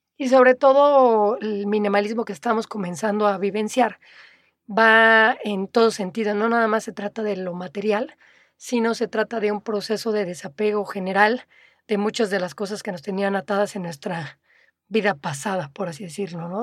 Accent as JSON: {"language": "Spanish", "region": "Mexico City", "country": "Mexico", "tie": "born or raised there", "also_born_or_lived": "Playa del Carmen", "moved": "as an adult", "said": "Nací en la Ciudad de México, durante casi toda mi vida fui un orgulloso chilango"}